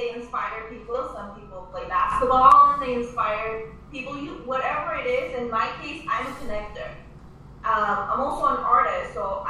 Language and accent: English; Armenia; now in United States; my motherland, I'm originally from Armenia.